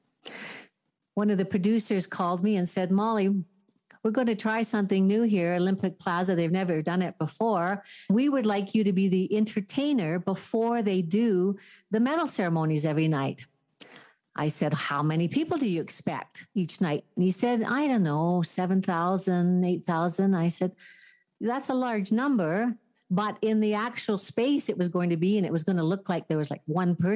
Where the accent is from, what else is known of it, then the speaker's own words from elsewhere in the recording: Calgary, Alberta, Canada; moved away as an adult; also born or lived in Victoria, British Columbia; now in Parksville, Canada; I was born and raised in Calgary, Alberta.